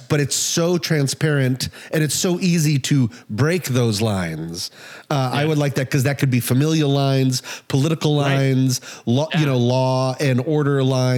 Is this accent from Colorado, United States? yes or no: yes; Colorado, United States; cause I grew up in Colorado